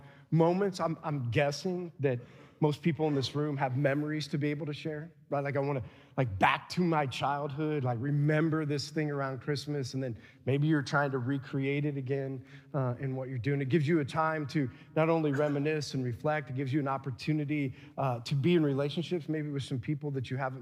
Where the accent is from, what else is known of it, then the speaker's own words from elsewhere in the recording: Adams Central, Indiana, United States; we had cousins from South Adams, and we're from Adams Central